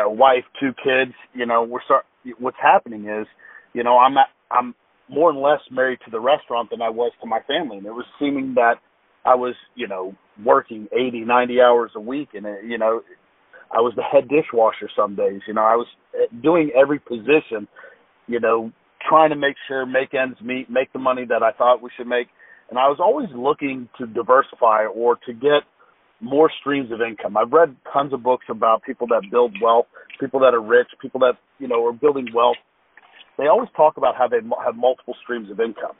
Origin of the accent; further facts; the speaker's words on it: Fort Walton Beach, Florida, United States; I grew up in Fort Walton Beach, Florida.